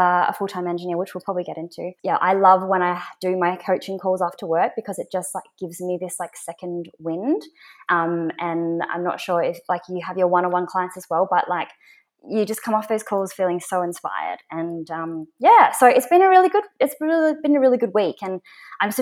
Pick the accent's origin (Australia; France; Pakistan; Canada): Australia; Perth, Western Australia; moved away as an adult; So I'm originally from Perth. So I moved here about 3 years ago.